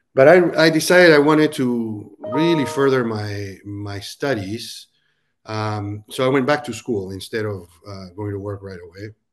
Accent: Peru; moved away as an adult; also born or lived in Silicon Valley, United States; now in Nashville, United States; I was actually born and raised in Peru and moved to the U S to go to college

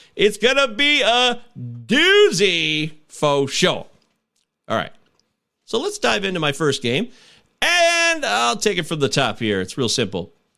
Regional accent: Midwest, United States; I'm a Midwesterner

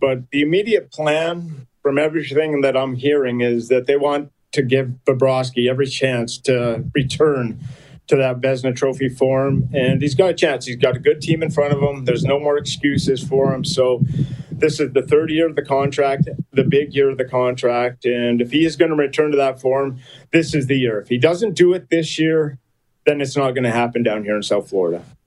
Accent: Fernie, British Columbia, Canada; moved away; Fernie, British Columbia is where I was born and raised.

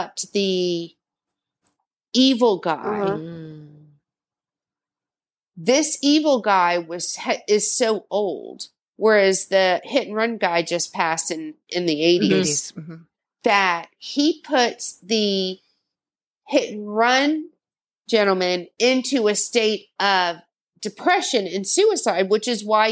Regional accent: the South, United States; I'm from the South

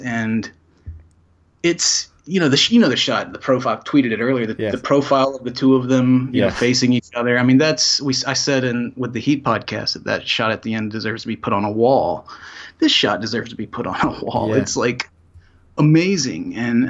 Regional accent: Salisbury, North Carolina, United States; I grew up in North Carolina. {S1} Yes. {S3} In a town called Salisbury, which is just north of Charlotte in the middle of the state.

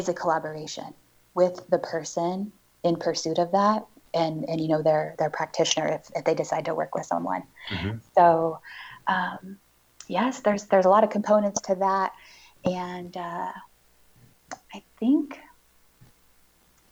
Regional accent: Northeast Oregon, United States; also born or lived in Portland area; I was born and raised here in Oregon

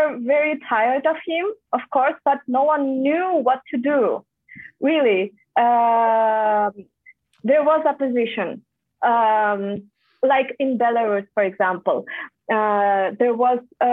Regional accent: Taldykorgan, Almaty Region, Kazakhstan; English is a second language; now in Austria; I am from Almaty. But not like, okay, I will tell you. There is a city called Taldykorgan. It's 280 kilometers from Almaty. And for Kazakhstan, it's not that far away.

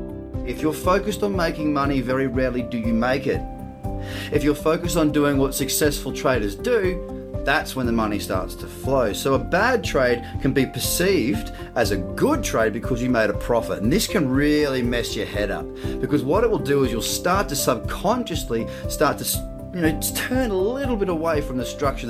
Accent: Australia; As an Australian

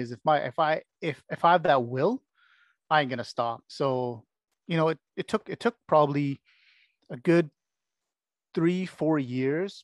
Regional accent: Canada; also born or lived in United Kingdom; I'm born and bred in Canada and this country.

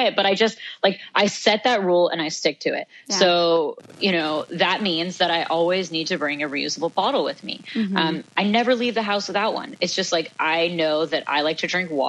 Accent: Santa Fe, New Mexico, United States; I grew up in Santa Fe, New Mexico

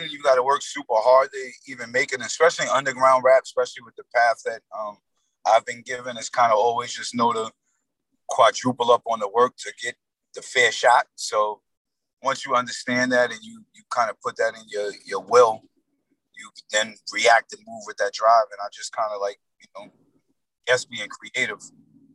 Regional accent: Yonkers, New York, United States; we are from Yonkers

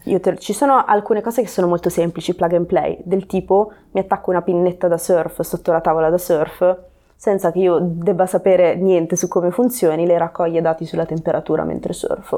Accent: Reggio Calabria, Calabria, Italy; moved away as an adult; also born or lived in North Wales / Cornwall; now in Genoa, Italy; io quindi sono nata e cresciuta a Reggio Calabria

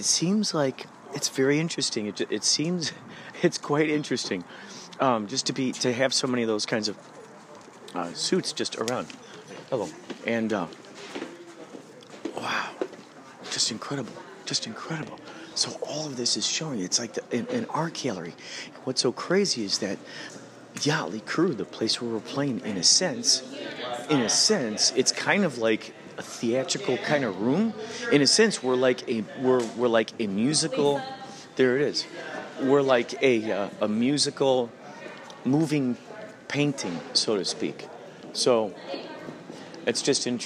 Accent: Illinois, United States; I'm from Illinois

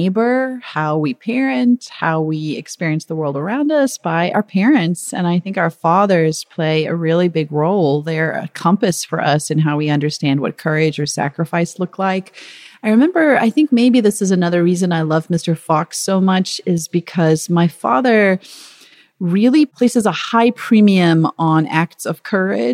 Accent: Zululand, KwaZulu-Natal, South Africa; I was born in Zululand, where he was working at the time as a doctor.

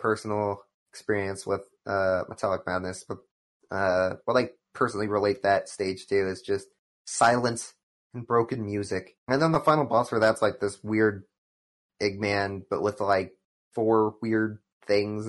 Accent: United States; I'm an American

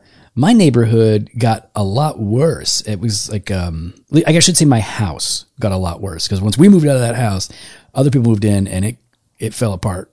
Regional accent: West Chicago, Illinois, United States; born or raised there; also born or lived in St. Louis, Missouri

